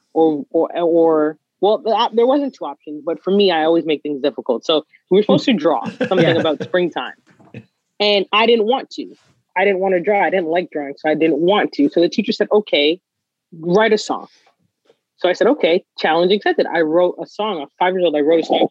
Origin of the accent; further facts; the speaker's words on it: Toronto, Ontario, Canada; a kid from Scarborough